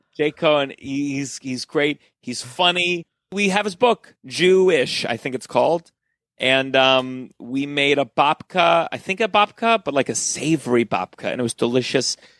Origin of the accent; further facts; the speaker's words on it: Potomac, Maryland, United States; growing up in Potomac